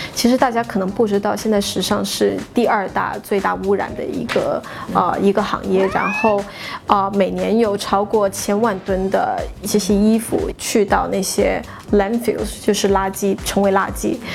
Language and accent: Chinese; China; moved away; 当时只有我一个中国人